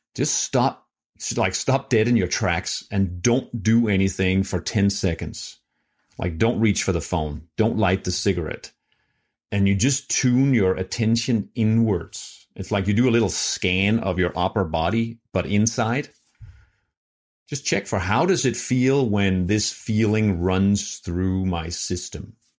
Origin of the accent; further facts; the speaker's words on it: Denmark; moved away; I'm from Denmark